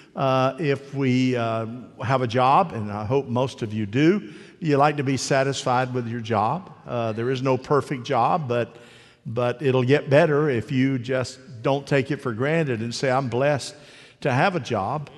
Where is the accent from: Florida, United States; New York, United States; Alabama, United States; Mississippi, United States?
Florida, United States; Eagle Lake; I'm from Eagle Lake, Florida.